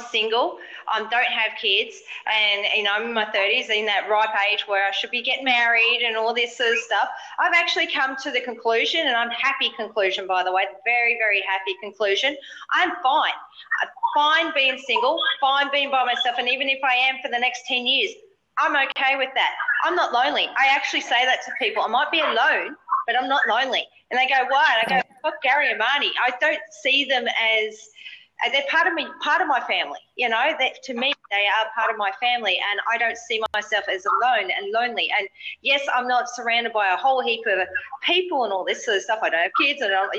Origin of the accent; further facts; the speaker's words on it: Australia; being an Aussie